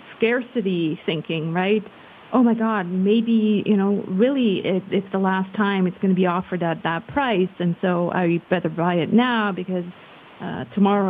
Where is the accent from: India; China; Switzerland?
Switzerland; also born or lived in California; I'm born and raised in Switzerland, but we have lived for 4 years in California